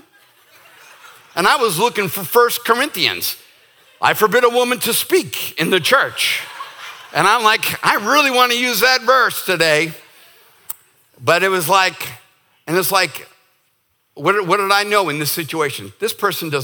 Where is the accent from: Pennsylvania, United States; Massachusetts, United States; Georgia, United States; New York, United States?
Massachusetts, United States; Boston; moved away; I'm from Boston